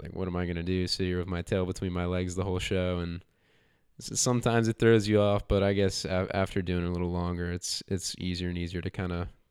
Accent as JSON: {"language": "English", "town": "Huntersville", "region": "North Carolina", "country": "United States", "tie": "born or raised there", "also_born_or_lived": "Charlotte, North Carolina", "said": "Charlotte, North Carolina, born and raised. Um, but I'm I'm really from Huntersville"}